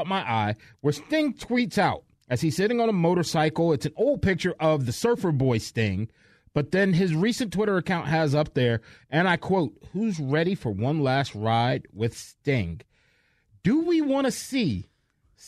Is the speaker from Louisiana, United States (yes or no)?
no; New York, United States; moved away; I grew up in New York.